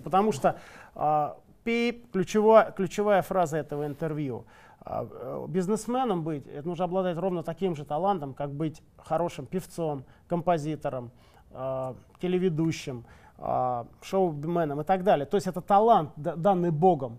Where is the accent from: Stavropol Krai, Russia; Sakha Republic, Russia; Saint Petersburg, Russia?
Saint Petersburg, Russia; мы же из Питера все